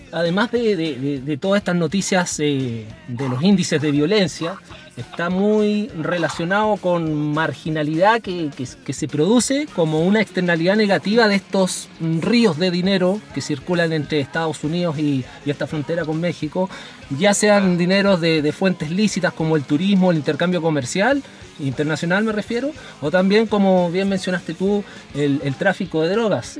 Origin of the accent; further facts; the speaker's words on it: Chile; yo como chileno